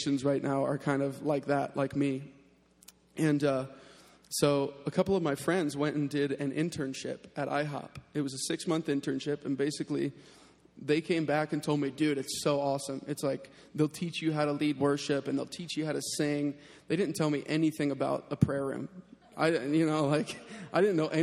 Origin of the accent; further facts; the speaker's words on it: North Carolina, United States; moved away; I'm from North Carolina. I was living in Raleigh, North Carolina.